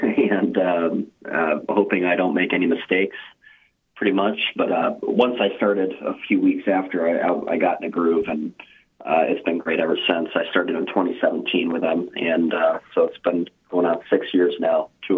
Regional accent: Tampa, Florida, United States; Tampa, Florida.

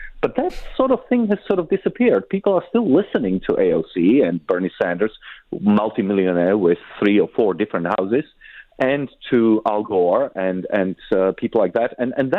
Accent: Czechia; born there; I was born in Czechoslovakia in 1976, so that was 8 years after the Soviet invasion. We were under occupation until the early 90s.

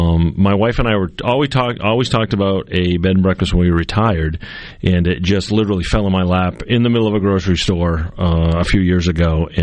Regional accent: New Hampshire, United States; also born or lived in Southbridge, Massachusetts; now in Mississippi, United States; So home is Southbridge, Massachusetts, with my wife, who was just here, and she just went back there yesterday. So I'm from New Hampshire originally. I'm a Yankee.

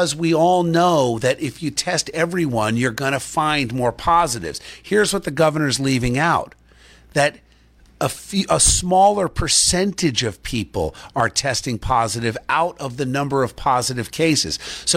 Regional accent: New Jersey, United States; growing up in Jersey

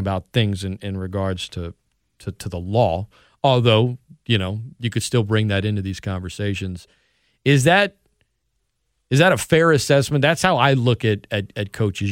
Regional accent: Opelousas, Louisiana, United States; Saint Landry Parish, you know, I was born in Opelousas

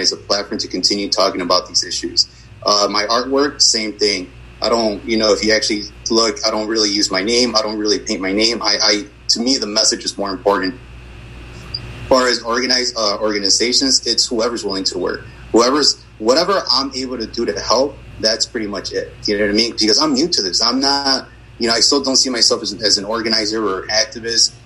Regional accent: Chicago, Illinois, United States; I'm from Brighton Park, which is kind of a, a sleepy, a sleepy yet violent neighborhood

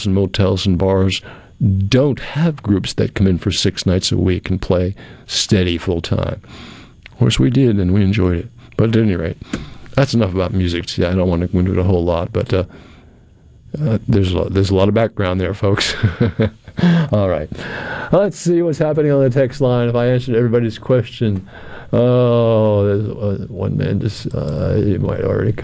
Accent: New England, United States; moved away as an adult; now in Pearl, United States; I was a kid from New England

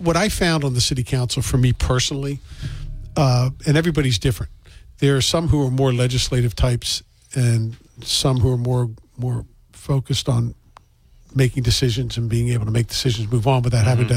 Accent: Maryland, United States; now in New Bedford, United States; I was somebody who was new here. I was from Maryland

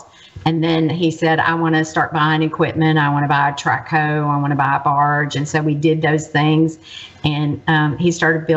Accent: Memphis, Tennessee, United States; moved away as an adult; also born or lived in Mississippi Gulf Coast; I'm from Memphis

